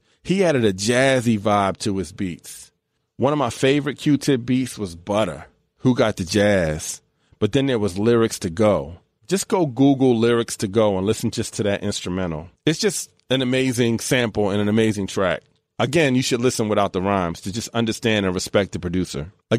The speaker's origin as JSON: {"language": "English", "region": "East Coast", "country": "United States", "tie": "born or raised there", "said": "I grew up on the East Coast."}